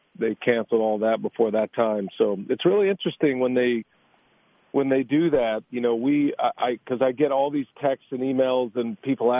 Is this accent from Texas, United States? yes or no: yes; Georgetown, Texas, United States; moved away; I actually grew up in Georgetown, which is right just over an hour from Waco